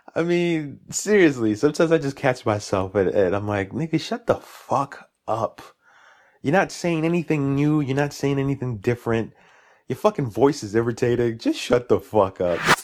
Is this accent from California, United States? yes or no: no; New York City, New York, United States; also born or lived in Jamaica, Queens; Born and raised in Brooklyn, East New York